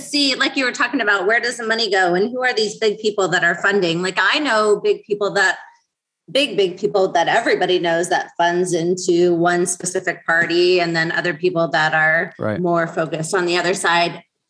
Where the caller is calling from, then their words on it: Arizona, United States; I'm in Arizona.